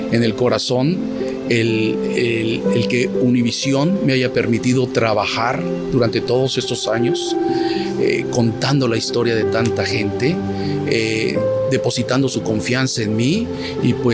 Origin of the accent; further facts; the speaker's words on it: Veracruz, Mexico; also born or lived in Oaxaca; Nací en la ciudad de Oaxaca, pero me crié en Veracruz